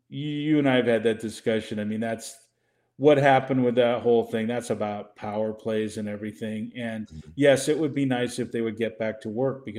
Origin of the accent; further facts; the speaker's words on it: Mexico; born there; Go out in the streets, and I was born in Mexico.